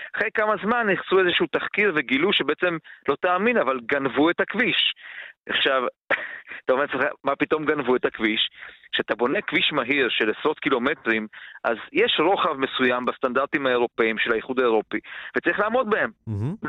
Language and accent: Hebrew; Baia Mare, Maramureș County, Romania; moved away; לא בעיר שבה אני גדלתי, בבעיימרה